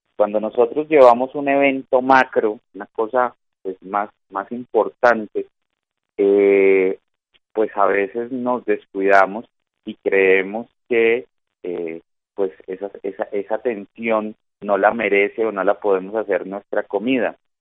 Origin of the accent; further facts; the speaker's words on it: Colombia; Nosotros en Colombia